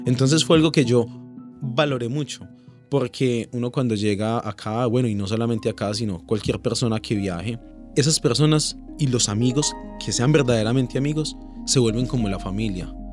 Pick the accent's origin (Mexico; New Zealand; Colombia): Colombia; Pereira, Risaralda; moved away as an adult; now in Australia; en sí soy colombiano y me siento orgulloso de ser pereirano